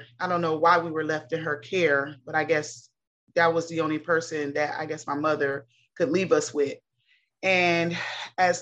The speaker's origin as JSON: {"language": "English", "town": "Cincinnati", "region": "Ohio", "country": "United States", "tie": "born or raised there", "said": "I was born in the 70s, raised up in the 80s in Cincinnati, Ohio"}